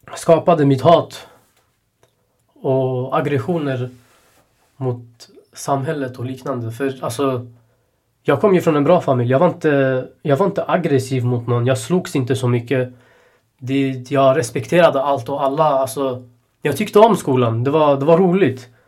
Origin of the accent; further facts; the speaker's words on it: Sweden; Jag är ändå född i Sverige